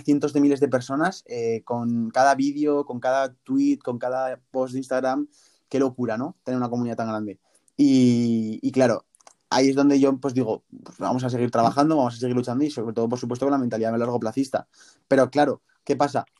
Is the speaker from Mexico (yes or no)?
no; Zaragoza, Aragon, Spain; yo soy de Zaragoza